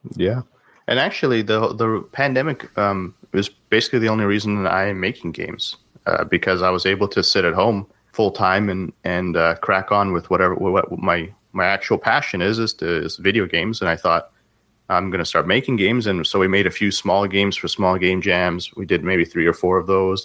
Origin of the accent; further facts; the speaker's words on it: Canada; also born or lived in Russia; I was born in Russia, but I grew up in Canada.